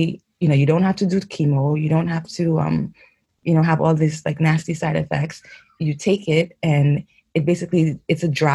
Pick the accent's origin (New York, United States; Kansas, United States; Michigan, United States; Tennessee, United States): New York, United States; moved away as an adult; also born or lived in Haiti / White Plains, New York; now in Geneva, Switzerland; I was born in Haiti, yes, but, you know, I grew up in New York.